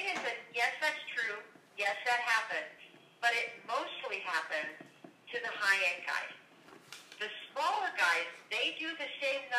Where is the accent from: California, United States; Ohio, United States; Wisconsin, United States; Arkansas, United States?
California, United States; Los Angeles; moved away; I was from Los Angeles